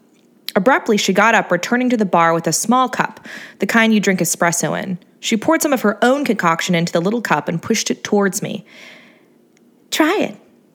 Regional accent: Hermosa Beach, California, United States; also born or lived in San Luis Obispo; I grew up in Hermosa Beach, Redondo Beach. I moved to Torrance, Long Beach. Now I'm in SLO, San Luis Obispo, that is. I sort of grew up there, too.

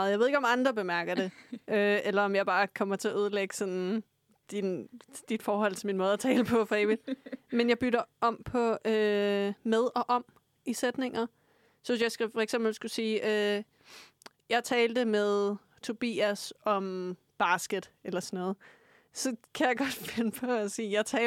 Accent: Frederiksberg, Capital Region of Denmark, Denmark; now in Lyngby, Denmark; jeg er fra Frederiksberg, øh, og nu bor jeg op i Nordsjælland

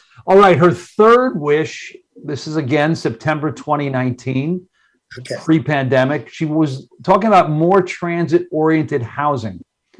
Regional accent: Baldwin, New York, United States; I grew up in Baldwin in my younger days, just a stroll north Baldwin, so just a stroll over to Hempstead Village.

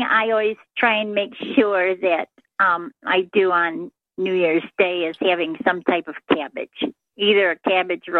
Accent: Chicago, Illinois, United States; now in Southern Indiana, United States; I was born in Chicago, Illinois, on the south side

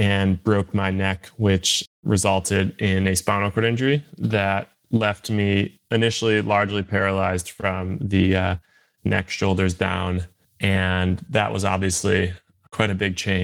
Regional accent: Buffalo, New York, United States; I'm from Buffalo, New York

